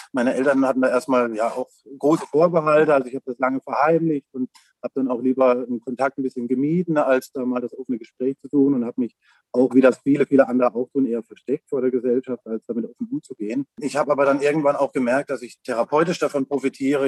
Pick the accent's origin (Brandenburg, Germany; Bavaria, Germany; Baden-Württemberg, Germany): Baden-Württemberg, Germany; Lahr, Black Forest; Ich komme aus La im schönen Schwarzwald